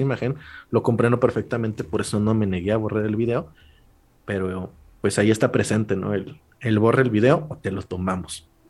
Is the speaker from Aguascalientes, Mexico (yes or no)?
no; La Purísima, Puebla, Mexico; yo siendo alguien de, un pueblo de, Puebla, o sea, ni siquiera soy de Puebla capital